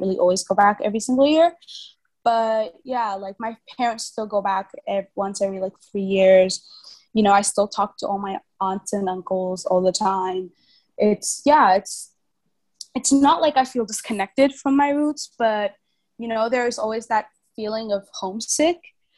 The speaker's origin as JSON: {"language": "English", "country": "Vietnam", "tie": "born or raised there", "said": "I think growing up in Vietnam, the thing about the Vietnamese culture and being a foreigner in Vietnam is that the foreigner lifestyle and the Vietnamese lifestyle never integrate."}